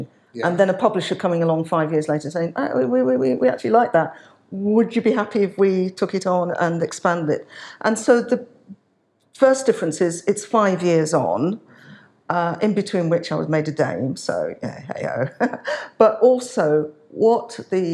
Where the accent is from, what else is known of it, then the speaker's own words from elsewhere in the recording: Birmingham, West Midlands, United Kingdom; now in London, United Kingdom; as Irish Nigerian heritage, born in London, not born in London, born in Birmingham, but have made my life in London now